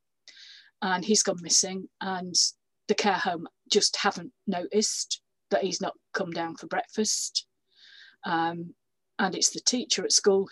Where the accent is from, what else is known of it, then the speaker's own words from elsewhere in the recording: Yorkshire and the Humber, United Kingdom; moved away; I was born and brought up in Yorkshire